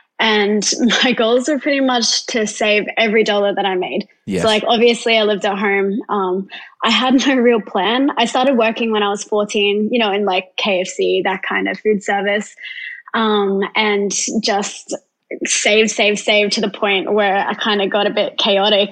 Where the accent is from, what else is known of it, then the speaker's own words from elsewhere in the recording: Gold Coast, Queensland, Australia; I'm from the Gold Coast.